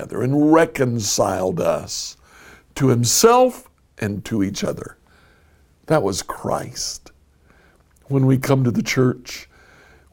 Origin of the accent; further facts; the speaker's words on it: United States; moved away as an adult; also born or lived in Colombia; I grew up as an American. What that means is I did not grow up as a Colombian